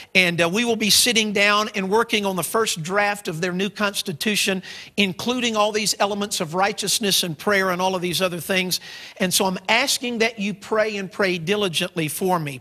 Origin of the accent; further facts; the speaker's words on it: United States; my home country of the United States